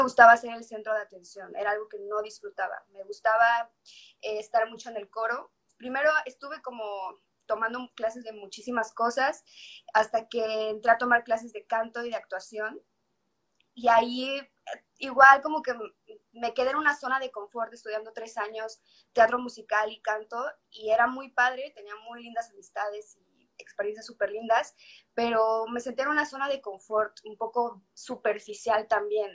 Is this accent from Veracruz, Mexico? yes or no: no; Mérida, Yucatán, Mexico; also born or lived in Cuernavaca, Morelos; soy una cantautora de aquí, de Mérida, Yucatán. Nací en Cuernavaca, Morelos, pero tengo mucho, mucho tiempo viviendo aquí en Mérida